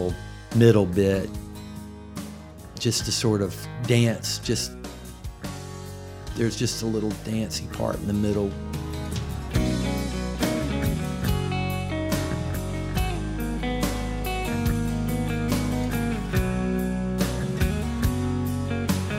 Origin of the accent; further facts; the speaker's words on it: United States; being an American in the pre-EU Europe